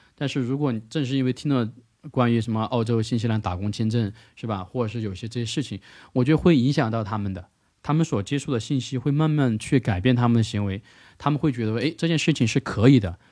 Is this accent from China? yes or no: yes; China; first language Mandarin; 我是从中国来的嘛